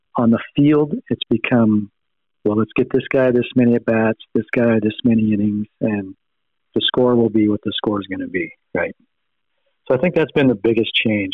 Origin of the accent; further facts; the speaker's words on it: United States; we grew up in America